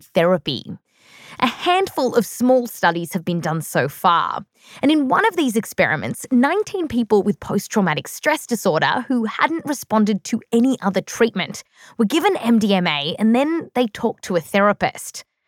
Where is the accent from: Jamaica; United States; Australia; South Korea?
Australia; growing up in Australia